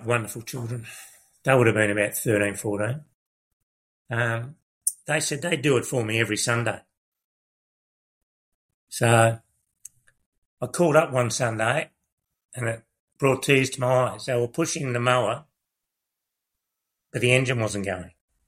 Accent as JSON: {"language": "English", "town": "Melbourne", "region": "Victoria", "country": "Australia", "also_born_or_lived": "Kyabram, Victoria", "moved": "as an adult", "said": "I was from Broadie. In Melbourne"}